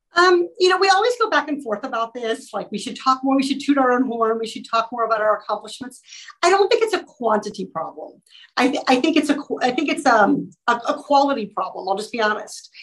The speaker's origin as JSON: {"language": "English", "area": "Orange County", "region": "California", "country": "United States", "said": "as a resident of Orange County, as a Californian"}